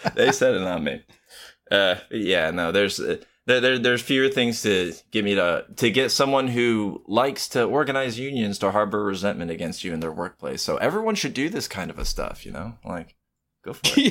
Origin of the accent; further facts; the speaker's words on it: United States; I am American